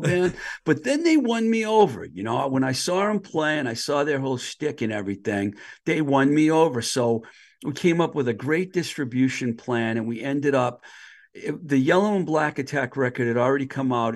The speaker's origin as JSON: {"language": "English", "town": "Boston", "region": "Massachusetts", "country": "United States", "tie": "born or raised there", "also_born_or_lived": "Los Angeles, California", "moved": "as an adult", "said": "I grew up in the Boston area."}